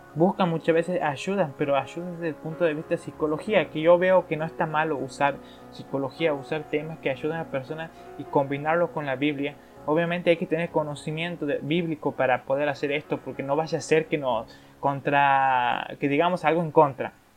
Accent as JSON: {"language": "Spanish", "country": "Argentina", "said": "Yo soy de Argentina"}